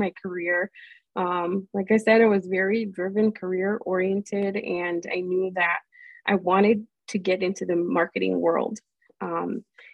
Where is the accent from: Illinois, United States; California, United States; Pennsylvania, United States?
Illinois, United States; Melrose Park; I really spent most of my life in Melrose Park in Illinois, which is a suburb outside of Chicago